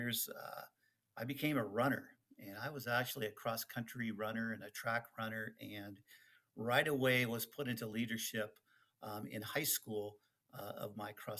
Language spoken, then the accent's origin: English; Oak Harbor, Washington, United States; first language Dutch; English is a second language; now in Ontario, California, United States; I grew up in Oak Harbor, Washington